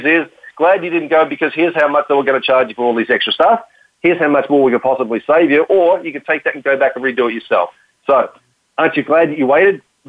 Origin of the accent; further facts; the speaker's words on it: Australia; accent: Australian; my Australian accent